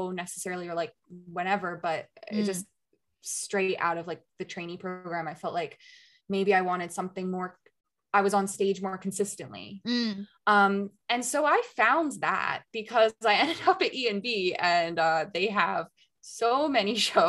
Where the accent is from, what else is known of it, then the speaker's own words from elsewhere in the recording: United States; moved away as an adult; now in Germany; I'm an American